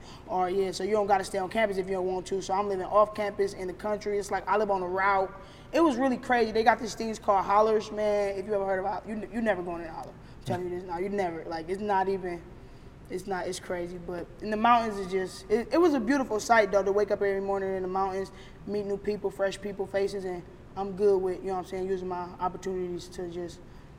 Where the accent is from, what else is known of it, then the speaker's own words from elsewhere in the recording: Cleveland, Ohio, United States; I grew up all around Cleveland